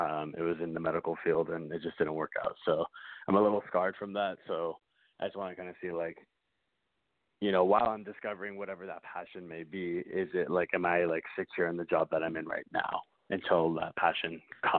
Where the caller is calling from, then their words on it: Austin, Texas, United States; I'm calling from Austin, Texas.